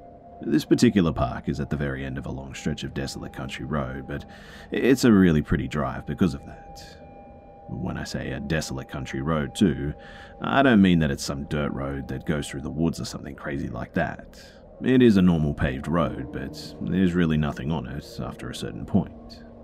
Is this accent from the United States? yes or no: yes; the South, United States; I grew up in the South. Tons and tons of beautiful places to see that haven't been taken over by concrete yet.